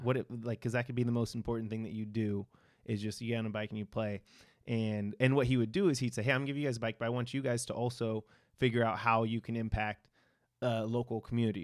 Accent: Victorville, California, United States; I grew up in San Bernardino County, uh, in this small, like, desert town called Victorville

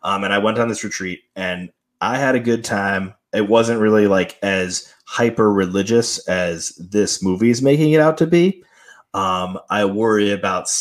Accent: East Coast, United States; I was raised Catholic on the East Coast

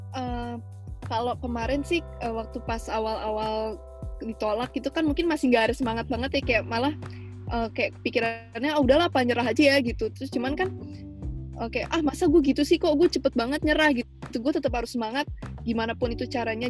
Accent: Jakarta, Indonesia; gue juga dari Jakarta kayak Stevi

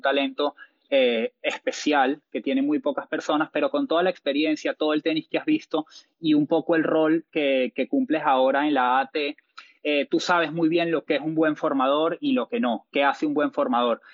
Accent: Venezuela; soy venezolano

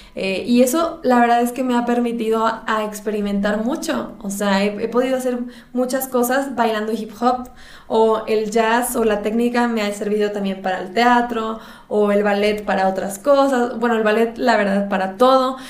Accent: Monterrey, Nuevo León, Mexico; yo soy de Monterrey

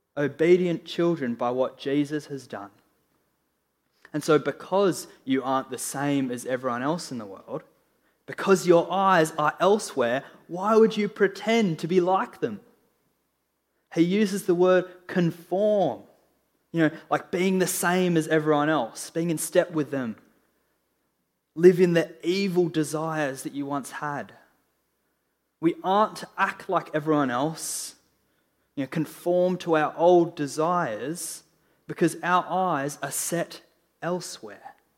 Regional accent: Australia; I'm an Australian

